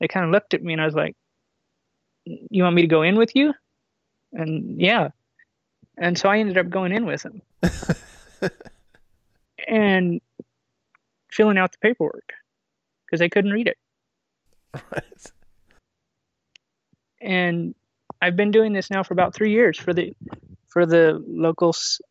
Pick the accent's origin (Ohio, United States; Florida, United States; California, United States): California, United States; I'm from California